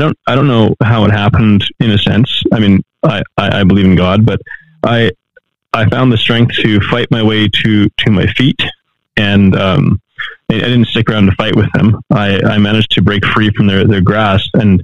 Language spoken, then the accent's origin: English; Canada; moved away as an adult; also born or lived in Mexico; I'm from Canada